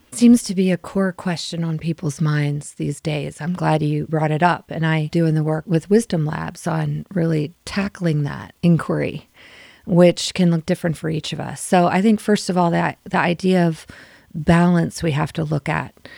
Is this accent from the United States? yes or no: yes; Maryland, United States; moved away as an adult; also born or lived in San Francisco / South America / Europe; I grew up in Maryland.